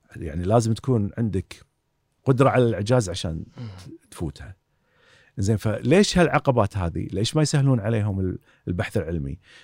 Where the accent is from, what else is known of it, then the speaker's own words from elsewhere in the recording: Kuwait; also born or lived in Southampton, United Kingdom; عندنا في الكويت